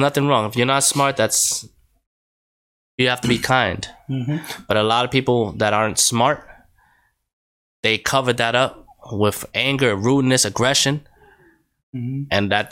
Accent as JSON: {"language": "English", "region": "New York", "country": "United States", "moved": "yes", "lives_now": "Connecticut, United States", "said": "Boy, I'm from New York. Mm-hmm. I moved to Connecticut. Mm-hmm. I love New York. But there's a big difference between New York and Connecticut."}